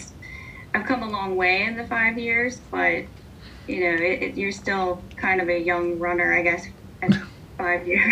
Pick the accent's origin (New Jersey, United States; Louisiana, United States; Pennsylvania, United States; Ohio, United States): Ohio, United States; Hubbard; I am from Hubbard